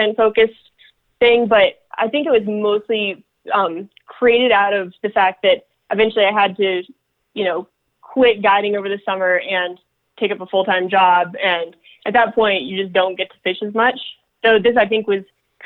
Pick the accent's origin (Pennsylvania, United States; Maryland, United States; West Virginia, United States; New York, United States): Pennsylvania, United States; now in Colorado, United States; I grew up in Pennsylvania